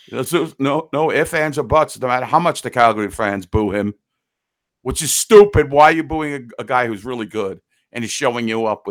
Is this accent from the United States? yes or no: yes; United States; as an American.